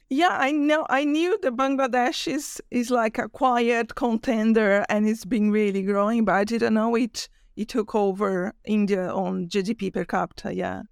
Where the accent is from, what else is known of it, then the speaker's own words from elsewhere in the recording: Brazil; I'm from Brazil